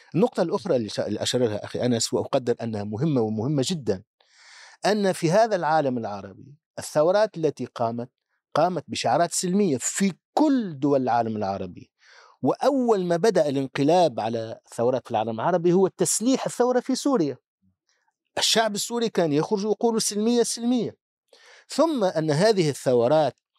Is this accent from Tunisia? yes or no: yes; Tunisia; عندنا في تونس